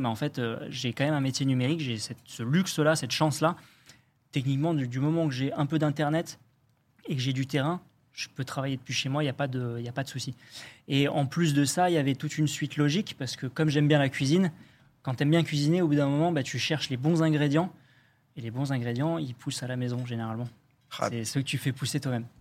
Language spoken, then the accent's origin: French; Dordogne, Nouvelle-Aquitaine, France; moved away; je suis de Dordogne à la base, donc j'ai grandi là-bas, donc vraiment la Dordogne rurale pour le coup